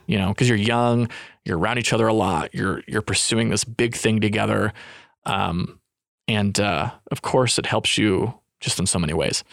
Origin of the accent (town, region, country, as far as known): Utah, United States; moved away; also born or lived in California